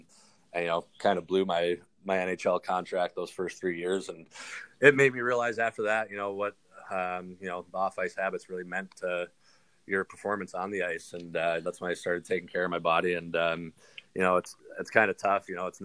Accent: between Windsor and Plymouth, Michigan, United States; Even being American, obviously, you're more pushed towards college hockey. But my dad used to take me to Windsor Spitfire games and Plymouth Whaler games since I kind of lived in the middle of both of them.

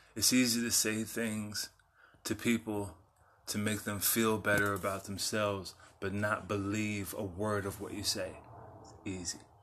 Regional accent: San Antonio, Texas, United States; also born or lived in South Dallas; I grew up in San Antonio

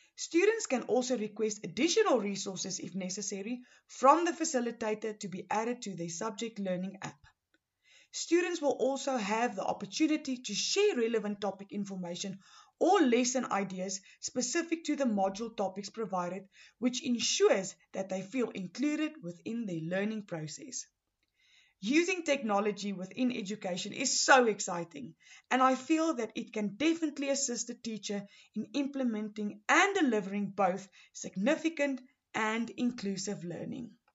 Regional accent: Pretoria, Gauteng, South Africa; I am from Pretoria, Gauteng

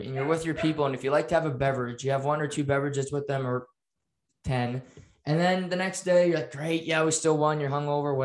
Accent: Canada; as a Canadian

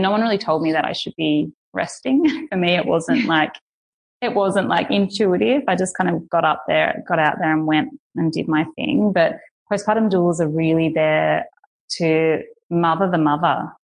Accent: Australia; moved away; I'm Australian

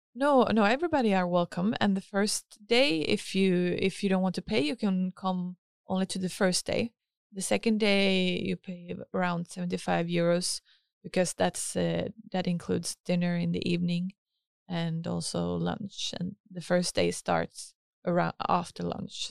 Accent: Helsingborg, Skåne, Sweden; also born or lived in Stavanger; I grew up here in Helsingborg

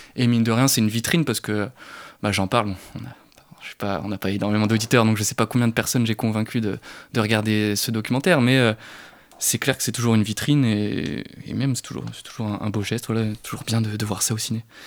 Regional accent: Brittany, France; je suis breton

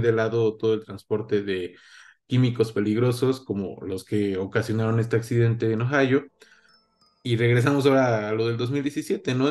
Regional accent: Mexico; nosotros como mexicanos

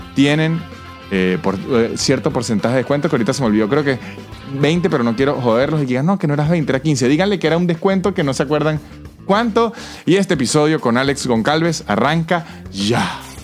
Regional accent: San Cristóbal, Táchira, Venezuela; moved away as an adult; also born or lived in Mexico; now in Argentina; yo soy de San Cristóbal

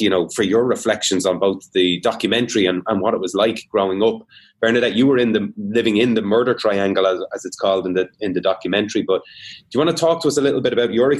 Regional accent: Dublin, Leinster, Ireland; growing up in Dublin, completely insulated from all of the troubles in the north.

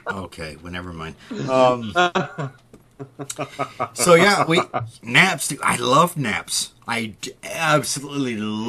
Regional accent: Midwest, United States; I grew up in the Midwest. I don't know. I have one side of my family is from like the central, the north of Midwest, and the other is like south of Midwest.

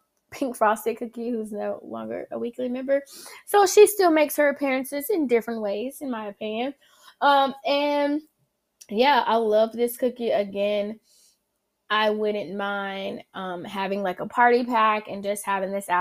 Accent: the South, United States; accent: southern; my southern accent

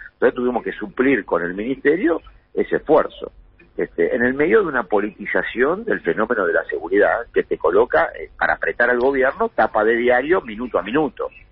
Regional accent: Buenos Aires Province, Argentina; also born or lived in Santa Fe; soy un bonaerense

